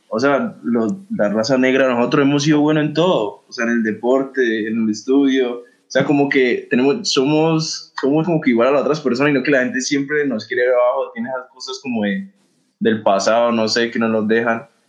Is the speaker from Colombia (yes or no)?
yes; Colombia; entre los mismos colombianos